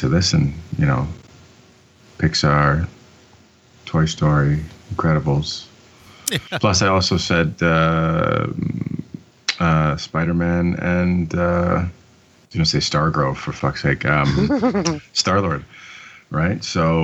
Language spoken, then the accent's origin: English; Canada; I'm Canadian